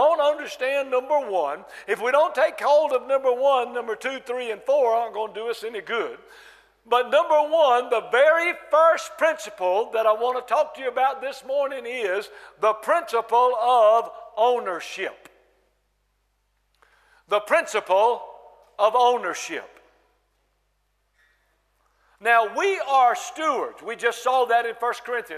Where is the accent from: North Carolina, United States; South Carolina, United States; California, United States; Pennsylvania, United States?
North Carolina, United States; I'm from North Carolina, United States of America, North Carolina, from the South. Your pastor and I talk a lot alike. We say y'all